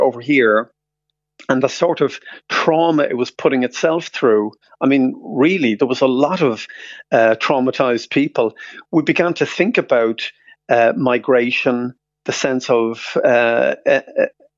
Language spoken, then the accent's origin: English; Dublin, Leinster, Ireland; now in London, United Kingdom; we're both from Finglas.